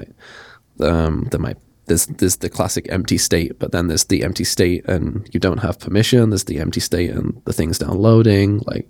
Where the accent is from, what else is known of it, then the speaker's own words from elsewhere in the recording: Nottingham, East Midlands, United Kingdom; I grew up in Nottingham, went to university in Sheffield, which is like 2 hours away.